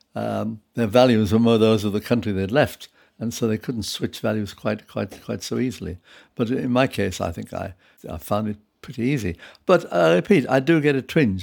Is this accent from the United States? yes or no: no; United Kingdom; also born or lived in Prague, Czech Republic; I was brought up from the age of six in this country